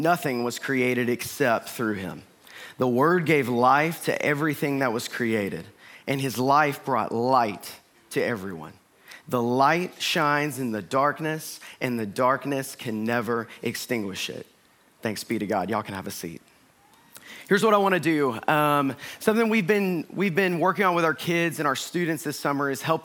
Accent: Northeast Georgia, United States; I grew up in Northeast Georgia

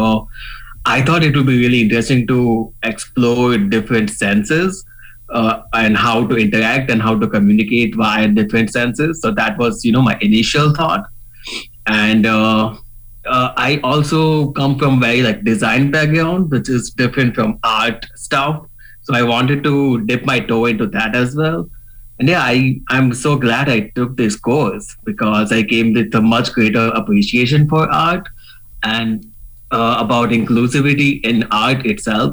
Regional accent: India; moved away as an adult; I come from India. I came here in September.

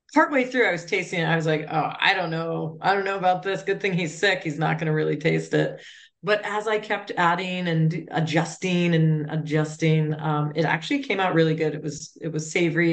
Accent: Cape Cod, Massachusetts, United States; I am from Cape Cod

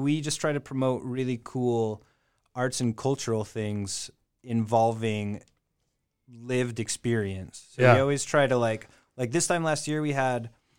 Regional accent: Seattle, Washington, United States; moved away as an adult; also born or lived in China; now in Amsterdam, Netherlands; I come from Seattle.

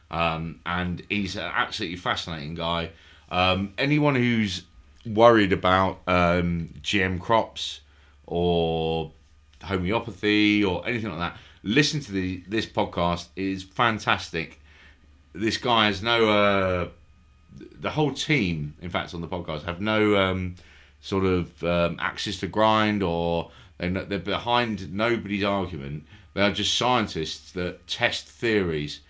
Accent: London, United Kingdom; I'm from London

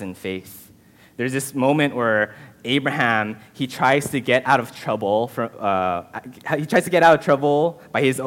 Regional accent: Southern California, United States; I was born and raised in Southern California

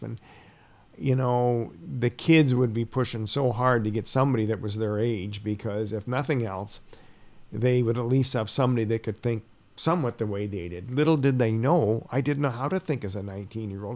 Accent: Peterborough, Ontario, Canada; I'm from Peterborough.

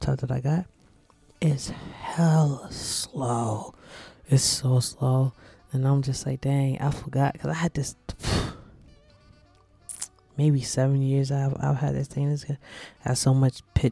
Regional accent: New Jersey, United States; I'm from New Jersey

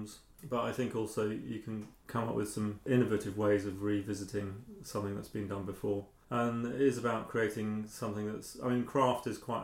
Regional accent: mid Wales, United Kingdom; also born or lived in Crawley, Sussex; I was born in Sussex in Crawley, and then my parents moved to Wales, into mid Wales

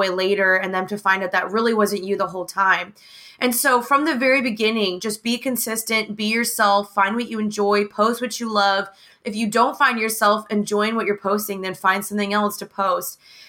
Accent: the South, United States; growing up in the South and growing up in America and growing up in mainly predominantly white surroundings.

